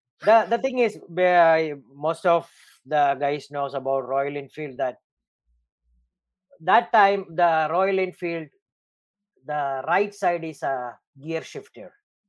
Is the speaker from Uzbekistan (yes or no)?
no; Dubai, United Arab Emirates; I am from Dubai. You know, we Arab, we drive vehicles when we are maybe 6 years, 7 years old.